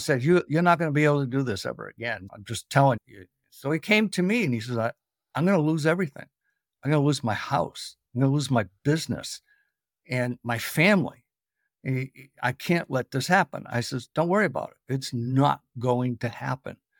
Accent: Boston, Massachusetts, United States; I'm originally from New England, Boston, where we pot the cop

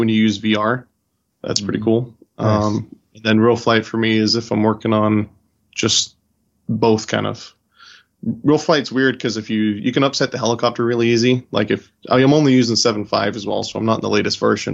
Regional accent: California, United States; moved away as an adult; also born or lived in White Plains, New York; now in Charlotte, United States; originally from California. So I grew up in California

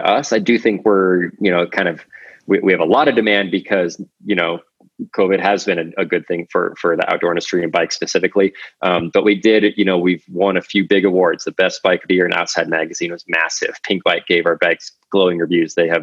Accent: Alaska, United States; moved away as an adult; also born or lived in Colorado Springs, Colorado / Utah; now in Carbondale, United States; I grew up in Alaska, went to school at Colorado College

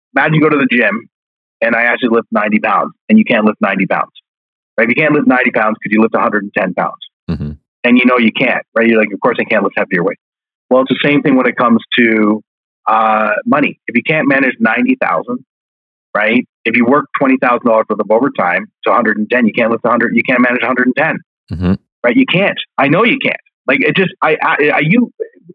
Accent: Canada; we are Canadian.

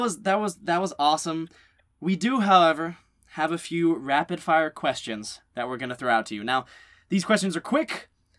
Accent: North Carolina, United States; moved away as an adult; now in Los Angeles, United States; we're originally from North Carolina, so when we moved out to LA, a little less than a year ago, I guess at this point, I guess a little more than a year for me, a little less for Lauren.

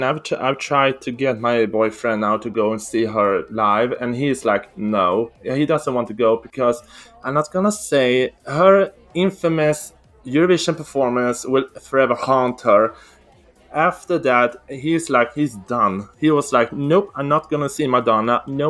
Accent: Sweden; I'm from Sweden.

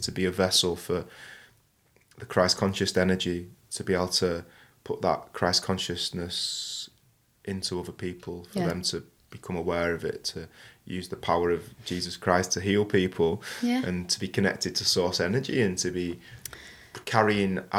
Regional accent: Manchester, North West England, United Kingdom; I come from Manchester.

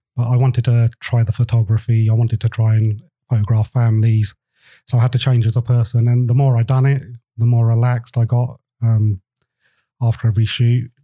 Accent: England, United Kingdom; I'm um, Indian. I was born in England, so half and half.

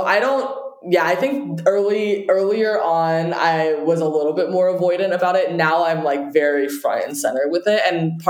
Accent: Beijing, China; I will say I did grow up internationally as well. And so I came from different culture altogether. I grew up partially in Beijing, where the dating culture is very different.

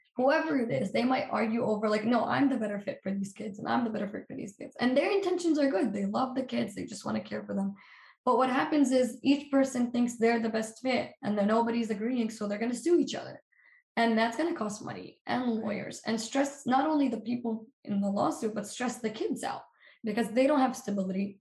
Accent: Palestine; moved away; I'm from Palestine.

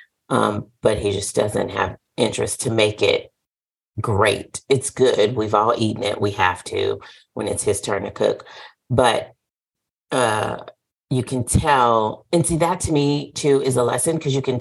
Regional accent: the South, United States; I'm from the South

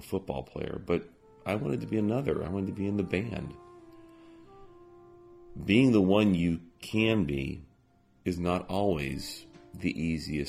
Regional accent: Alabama, United States; my hometown became fixated on sports. Not just any sport. The sport of God. Which, in Alabama, was and is football

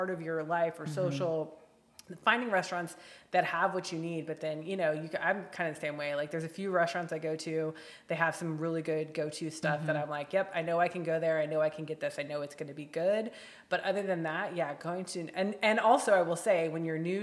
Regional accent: Midwest, United States; now in West Coast, United States; I grew up in the Midwest

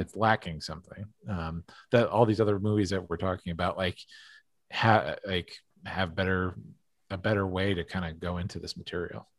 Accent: East Coast, United States; growing up on the East Coast

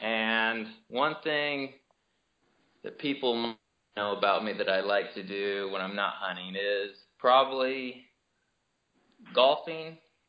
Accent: Show Low, Arizona, United States; I grew up in the White Mountains. I grew up in Sholo.

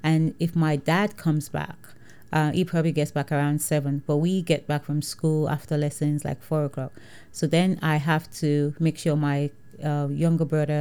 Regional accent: Nigeria; moved away as an adult; now in United Kingdom; growing up in Nigeria was an advantage, because I never felt like I'm black, because everybody is

